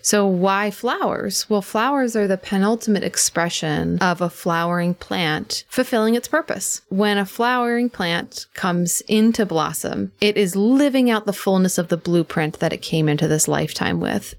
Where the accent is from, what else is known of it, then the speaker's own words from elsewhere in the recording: outside Philadelphia, Pennsylvania, United States; also born or lived in New York City; now in Western North Carolina, United States; I grew up in Pennsylvania, outside Philadelphia, so kind of on the edge of where the suburbs end and farm country began